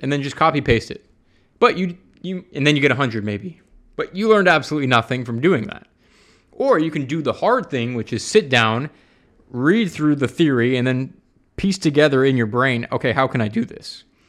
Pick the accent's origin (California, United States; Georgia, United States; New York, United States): Georgia, United States; Atlanta; moved away as an adult; now in San Francisco, United States; I grew up in Atlanta.